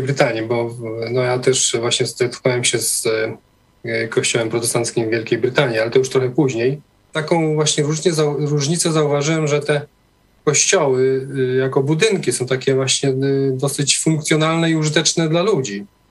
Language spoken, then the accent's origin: Polish; Poland; moved away as an adult; also born or lived in Norway; wyjechałem do Norwegii e, w wieku lat 19, a e, większość życia spędziłem, wychowałem się na wsi w takiej wiejskiej parafii katolickiej